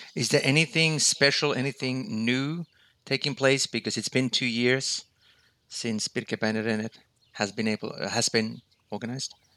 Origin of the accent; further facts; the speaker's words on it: Finland; my home country, Finland